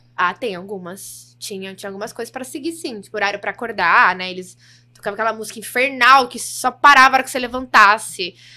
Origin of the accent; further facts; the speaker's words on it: Brazil; accent: interior (caipira, dragged R); já começo a falar bem interior, assim, que as pessoas acham que eu não sou, porque eu não tenho muito sotaque do interior